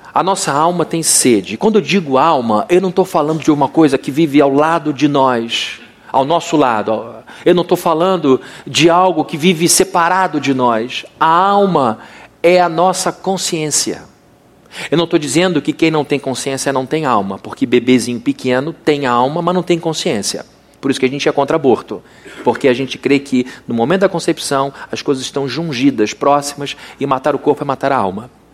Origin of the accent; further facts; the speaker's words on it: São Gonçalo, Rio de Janeiro, Brazil; voltar à escola onde eu estudei quando era pequenininho em São Gonçalo chamado Santa Terezinha